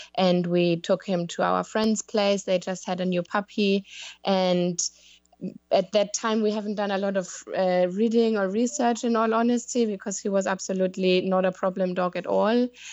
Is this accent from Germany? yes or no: yes; Germany; moved away as an adult; now in London, United Kingdom; I live in London, in the U K, but I'm from Germany